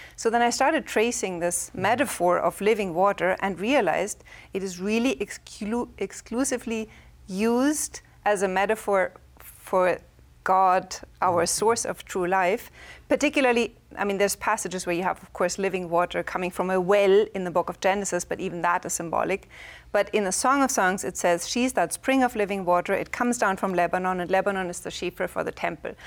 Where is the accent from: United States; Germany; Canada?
Germany; English is a second language; moved away; I'm from Germany